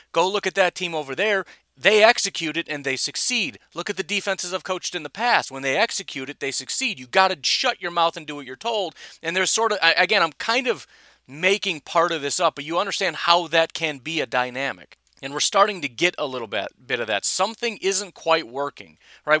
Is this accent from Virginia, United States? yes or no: no; Illinois, United States; I'm from Illinois